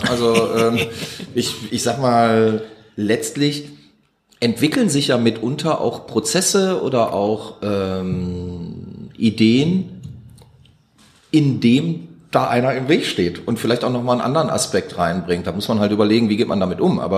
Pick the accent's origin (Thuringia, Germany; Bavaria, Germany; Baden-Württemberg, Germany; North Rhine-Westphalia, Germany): North Rhine-Westphalia, Germany; Duisburg; komm aus Duisburg.